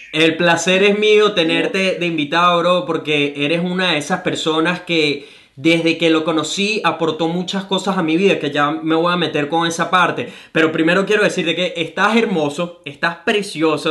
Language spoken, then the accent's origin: Spanish; Venezuela; now in Gold Coast, Australia